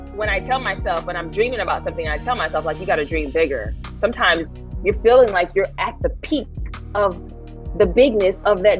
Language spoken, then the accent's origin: English; the South, United States; Now, growing up in the South, we all had different nicknames, right? From the South, everybody had a little funny nickname